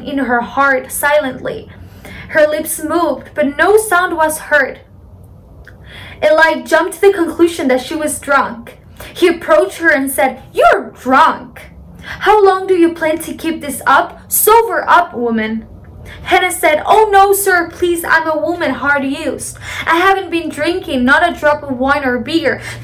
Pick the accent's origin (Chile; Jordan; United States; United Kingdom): Chile; from Chile, South America, Chile for the Latins